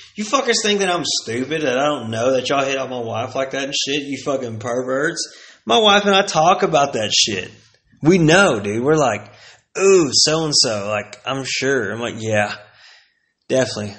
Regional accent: Plano, Texas, United States; also born or lived in Aubrey, Texas; I came from Plano, Texas

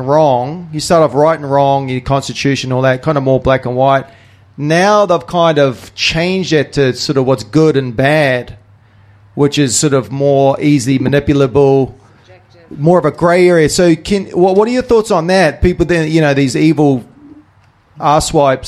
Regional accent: New Zealand; I'm a Kiwi patriot from New Zealand

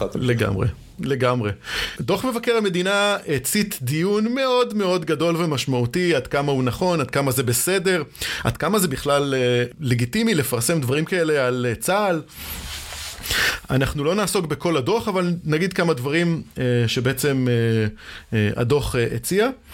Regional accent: Israel; אצלנו בישראל

